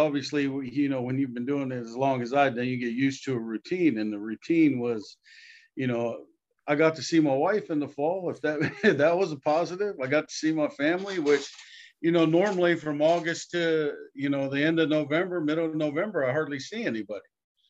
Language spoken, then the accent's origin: English; Hawaii, United States; Growing up in the Hawaiian culture is about being happy and, you know, wasn't too much about money.